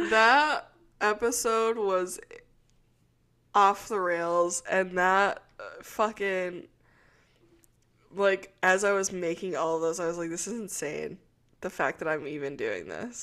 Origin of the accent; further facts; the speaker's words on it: Minnesota, United States; having grown up in Minnesota